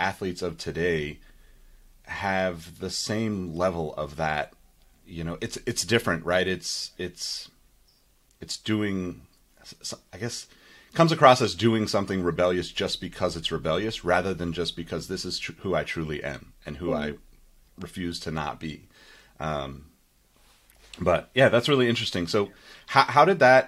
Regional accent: California, United States; I'm obviously from California

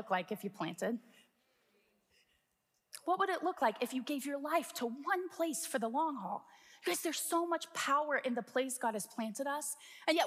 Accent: Midwest, United States; we would consider ourselves Midwesterners, right? We're from the Midwest.

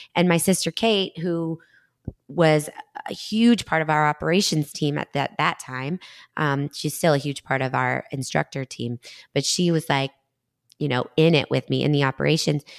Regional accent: Danvers, Massachusetts, United States; also born or lived in Beverly, Massachusetts / Stoneham, Massachusetts; Danvers is my hometown, so I was, like, back to the North Shore

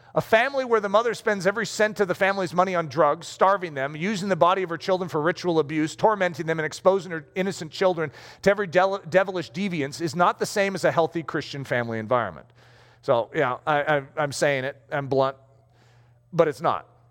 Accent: United States; I just happen to be American

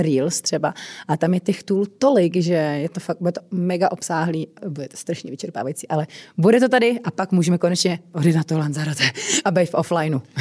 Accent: Czechia; u nás v Čechách

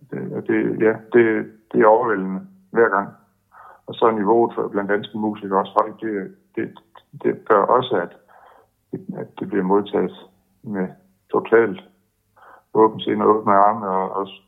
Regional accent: Denmark; vi kommer med som danskere

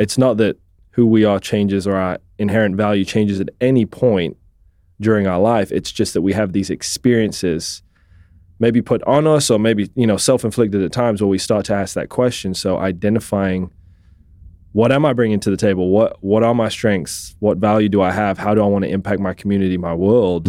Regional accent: England, United Kingdom; moved away as an adult; also born or lived in Scotland; now in Tulsa, United States; I was born in Scotland, raised in England.

